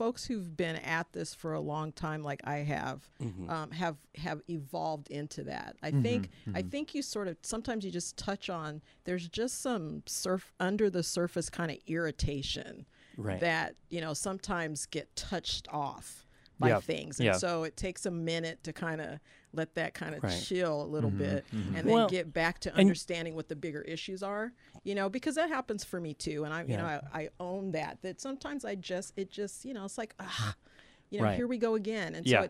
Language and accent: English; South Carolina, United States; born there; I was born in South Carolina, so I'm from the South.